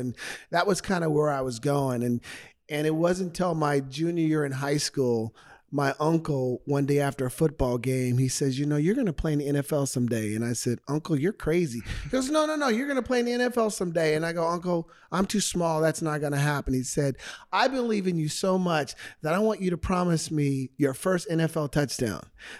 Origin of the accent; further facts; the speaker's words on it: Portland, Oregon, United States; moved away as an adult; now in Arizona, United States; Born and raised in Portland, Oregon.